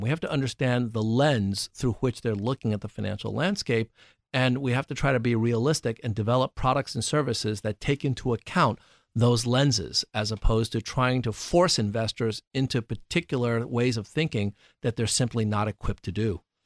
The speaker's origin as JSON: {"language": "English", "town": "New York City", "region": "New York", "country": "United States", "tie": "born or raised there", "moved": "yes", "said": "I grew up in New York City"}